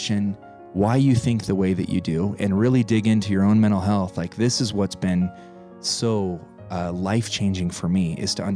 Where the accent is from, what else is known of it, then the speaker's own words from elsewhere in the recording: Pueblo, Colorado, United States; moved away; also born or lived in Montana; I was born and raised in Colorado, little town, Pueblo, Colorado. My dad moved us to Montana. I then became a farm boy